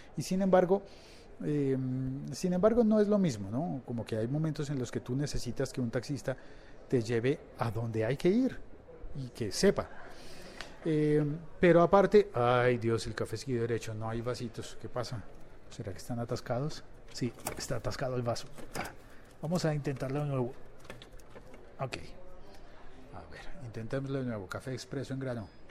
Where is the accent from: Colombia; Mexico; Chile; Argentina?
Colombia; en mi, en mi país, en Colombia